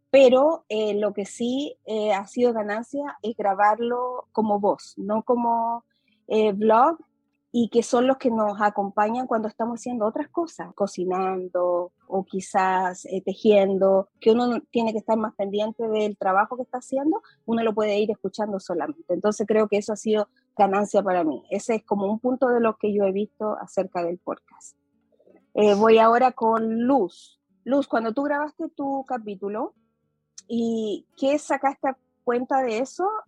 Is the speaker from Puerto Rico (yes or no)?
no; Chile; accent: Chilean; Para mí que yo vivo en el extranjero, las personas de aquí sienten que tengo un acento chileno, pero cuando yo voy a Chile me dicen que yo no soy de ahí porque tengo acento como mezclado.